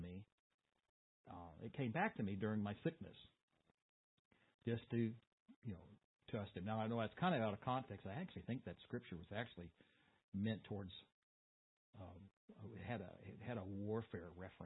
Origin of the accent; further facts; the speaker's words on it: Boonville, United States; in the Baptist church where I grew up in Boonville